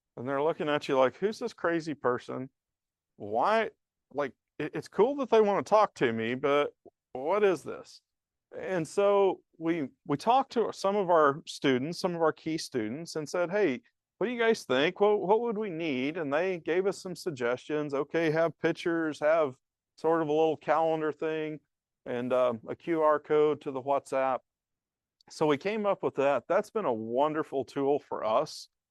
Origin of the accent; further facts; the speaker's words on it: the South, United States; now in Laramie, United States; I grew up in the South